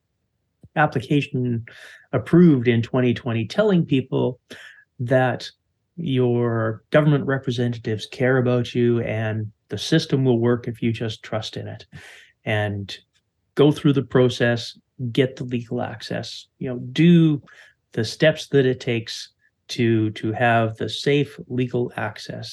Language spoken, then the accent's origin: English; Canada; as a Canadian